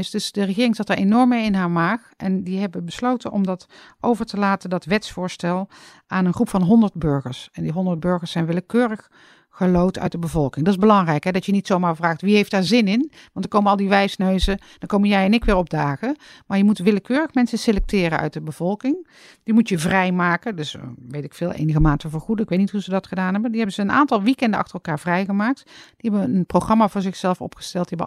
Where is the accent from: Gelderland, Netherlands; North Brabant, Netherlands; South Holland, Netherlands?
North Brabant, Netherlands; Uit Brabant nou, verder niks bijzonders.